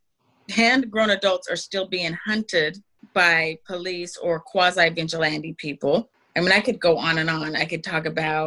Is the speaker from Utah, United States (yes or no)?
yes; Salt Lake City, Utah, United States; I was raised in Salt Lake City, Utah.